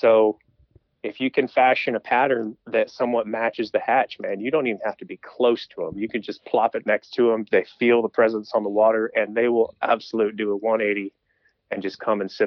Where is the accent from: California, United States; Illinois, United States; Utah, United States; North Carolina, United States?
North Carolina, United States; Brevard; I'm from Western North Carolina, the Asheville area. I grew up in a small town called Brevard